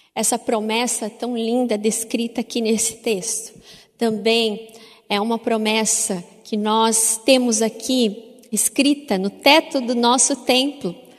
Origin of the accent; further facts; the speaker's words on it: Paraná, Brazil; enquanto paranaenses